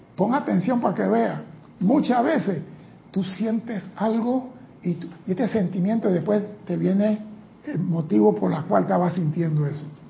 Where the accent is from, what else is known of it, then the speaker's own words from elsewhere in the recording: Panama; mi país